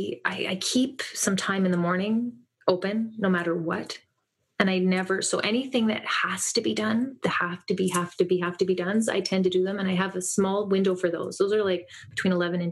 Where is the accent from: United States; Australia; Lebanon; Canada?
Canada; just north of Toronto, Ontario; I'm in Canada. I'm just north of Toronto